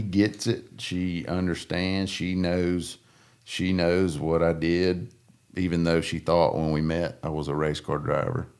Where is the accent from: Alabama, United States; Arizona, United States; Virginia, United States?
Alabama, United States; Coosa and Alabama River, United States; growing up on the Coosa and the Alabama River